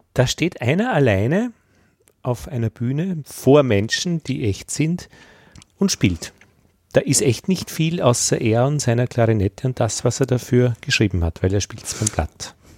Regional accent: Austria; also born or lived in Vienna; bei uns in Österreich

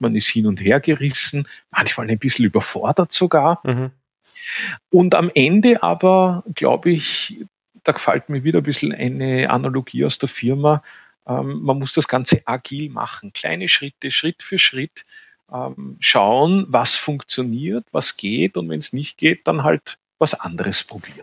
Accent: Vienna, Austria; accent: Viennese; Ich bin ein Städter, ich bin in Wien aufgewachsen

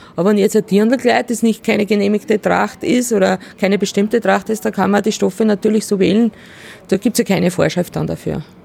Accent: Salzkammergut, Upper Austria, Austria; ich komme selber aus dem Salzkammergut

